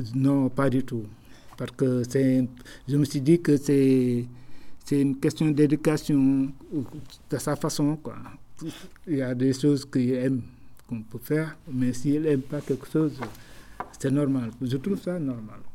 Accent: Dakar, Senegal; quand j'ai grandi à Dakar

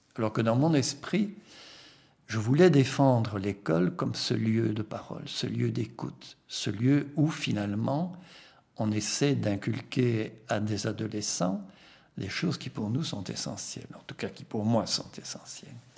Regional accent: Belgium; first language Flemish; French is a second language; je suis flamand d'origine, je suis un flamand francophone.

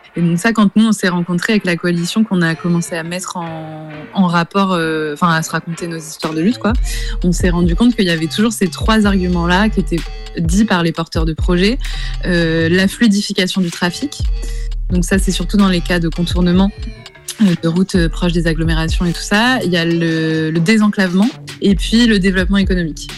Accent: Rouen, Normandy, France; je suis de Rouen

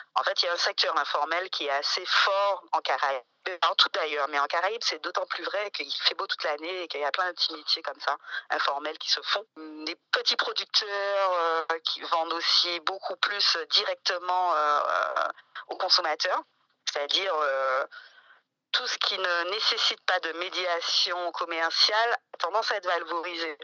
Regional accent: Martinique; je suis Martinique, je suis martiniquaise

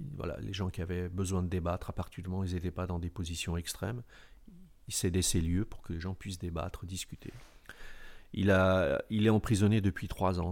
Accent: Alfortville, Île-de-France, France; je suis né en France, dans cette ville Alfortville, où, j'ai côtoyé des rescapés du génocide des Arméniens

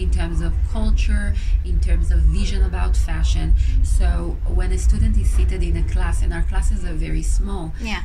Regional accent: Israel; moved away as an adult; now in Paris, France; I come originally from Israel

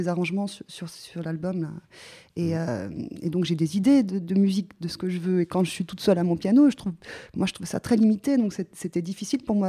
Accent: Geneva, Switzerland; je viens de Suisse, donc à, à Genève

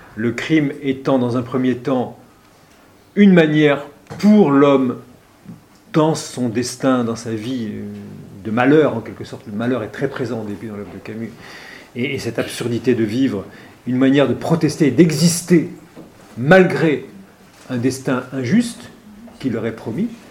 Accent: Oran, Oran Province, Algeria; moved away; je suis originaire de, d'Algérie

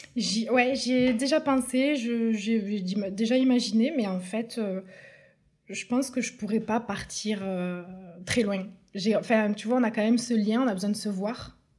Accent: Tournefeuille, Occitania, France; also born or lived in Toulouse; j'ai grandi euh, à Tournefeuille avec mes deux parents

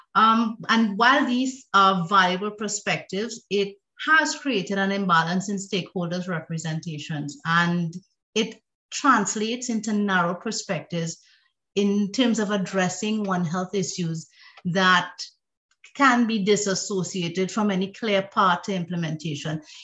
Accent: Trinidad & Tobago; I am originally from Trinidad and Tobago

